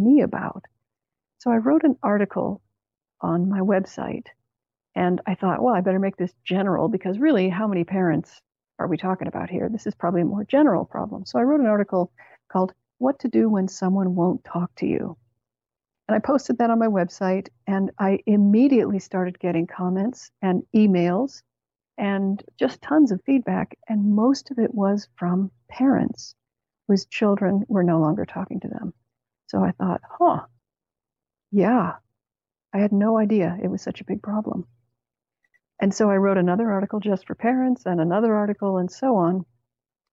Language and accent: English; Canada; Canada, where I grew up